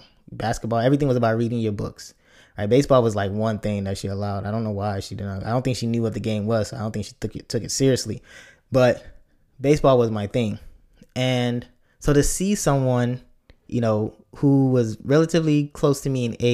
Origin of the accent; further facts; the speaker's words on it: Chicago, Illinois, United States; I'm a Chicagoan